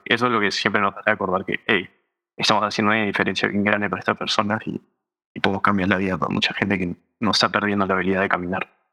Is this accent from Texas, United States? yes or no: no; Los Angeles, California, United States; also born or lived in Berkeley, California; Y esos dos años fue en donde yo crecí, en Los Ángeles.